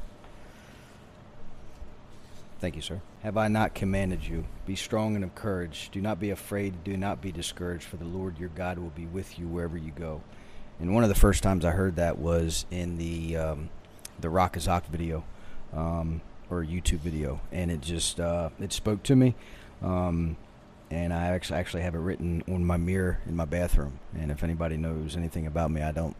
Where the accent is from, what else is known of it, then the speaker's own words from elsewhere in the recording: Maryland, United States; moved away as an adult; I'm originally from Maryland, the Northeast, as you like to call it